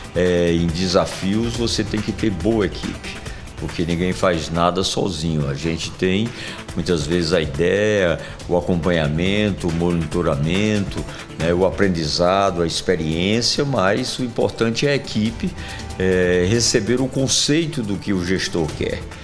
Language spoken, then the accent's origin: Portuguese; Sertão, Brazil; now in João Pessoa, Brazil; Herdei lá da minha terra, do sertão